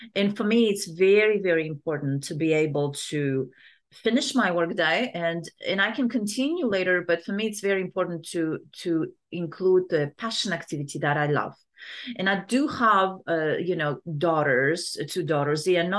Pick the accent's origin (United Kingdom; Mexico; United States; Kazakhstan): Kazakhstan; Yeah, so I grew up in Kazakhstan, right?